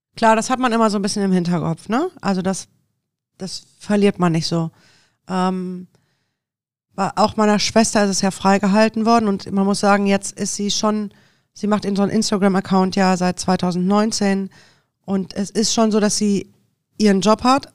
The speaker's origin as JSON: {"language": "German", "town": "Düsseldorf", "region": "North Rhine-Westphalia", "country": "Germany", "also_born_or_lived": "Deidesheim / Munich / Sylt", "said": "als echte Düsseldorferin da zu leben"}